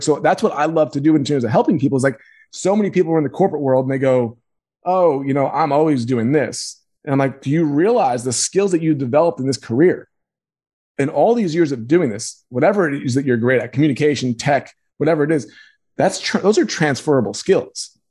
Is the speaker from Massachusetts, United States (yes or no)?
no; Roslyn, New York, United States; also born or lived in Queens, New York; And moved to Long Island, Roslyn, Long Island